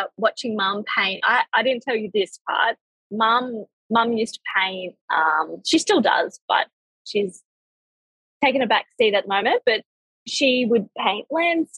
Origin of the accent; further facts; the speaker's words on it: Australia; I'm from Australia